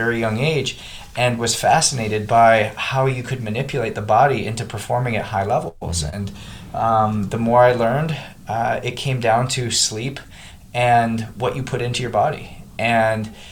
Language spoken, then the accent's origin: English; Canada; moved away as an adult; now in United States; I came from Canada, played junior in Canada, came down to the U.S. on a scholarship